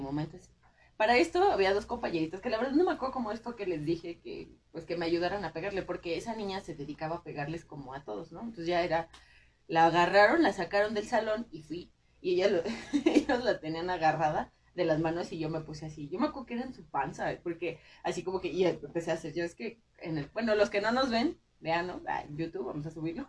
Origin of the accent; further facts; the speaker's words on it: Pedro Escobedo, Querétaro, Mexico; mi pueblo se supone que es del, o sea, está la feria del grano y la cantera